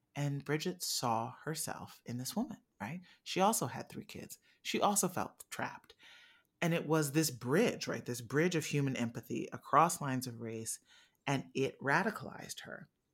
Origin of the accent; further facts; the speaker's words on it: Midwest, United States; I was born in the Midwest